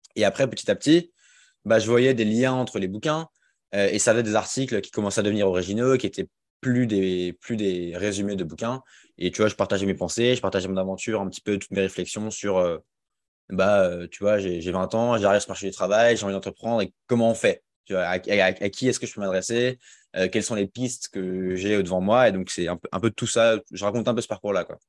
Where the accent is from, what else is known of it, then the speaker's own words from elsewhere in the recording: Alsace, Grand Est, France; moved away as an adult; also born or lived in Rennes; now in Lyon, France; j'ai grandi en Alsace, donc je suis un Alsacien